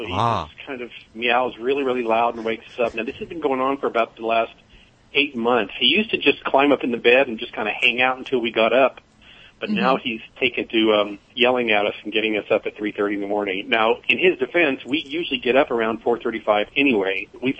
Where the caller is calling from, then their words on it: Burbank, California, United States; Burbank, California.